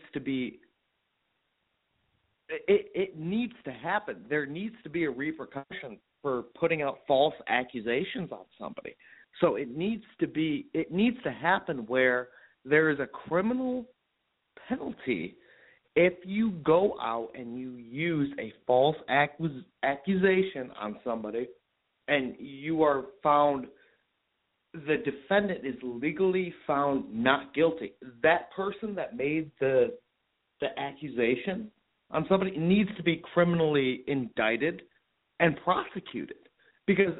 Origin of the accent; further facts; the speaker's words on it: Cleveland, Ohio, United States; I'm from Cleveland, Ohio